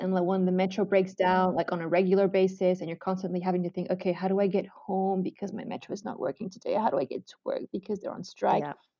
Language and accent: English; Malaysia; So when I grew up in Malaysia, obviously I was already into the Asian culture. And obviously, Ramadan is a very big thing in Malaysia.